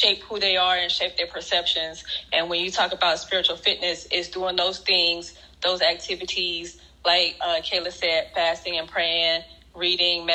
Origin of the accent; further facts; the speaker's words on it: Alabama, United States; now in Virginia, United States; I'm from Alabama